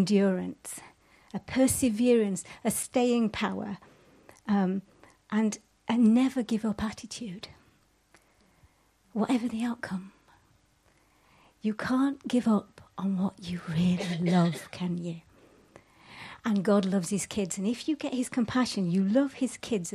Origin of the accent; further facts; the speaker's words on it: Yorkshire and the Humber, United Kingdom; I'm from Yorkshire.